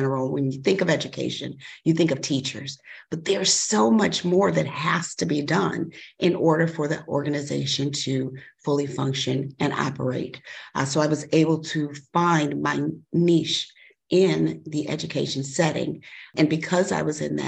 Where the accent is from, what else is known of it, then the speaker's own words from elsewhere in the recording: Chicago, Illinois, United States; moved away as an adult; now in Kankakee County, United States; I grew up in Chicago.